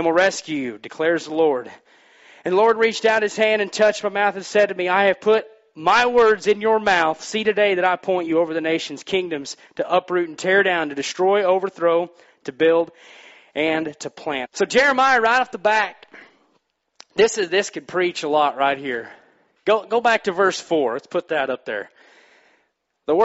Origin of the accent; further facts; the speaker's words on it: Missouri, United States; moved away; I'm from Missouri